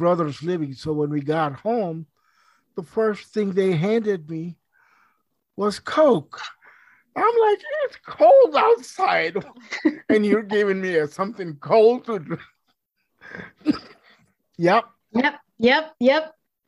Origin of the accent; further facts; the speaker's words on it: India; also born or lived in Pakistan; now in United States; I can understand growing up in India and Pakistan, where we didn't waste anything.